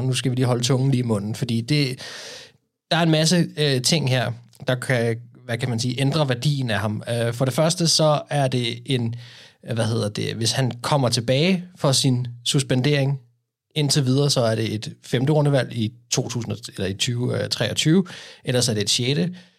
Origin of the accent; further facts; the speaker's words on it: Denmark; som danskere.